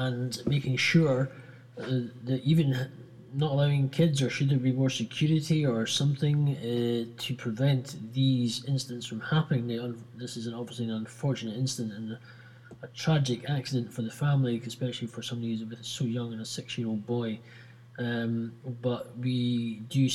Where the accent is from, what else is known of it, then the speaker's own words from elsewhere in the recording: Scotland, United Kingdom; I'm Scottish and proud